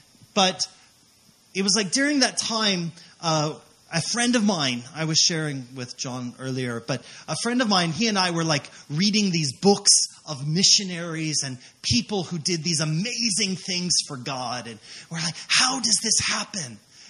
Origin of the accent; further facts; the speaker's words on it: California, United States; moved away as an adult; also born or lived in Las Vegas, Nevada / Hungary / Hawaii; I grew up in California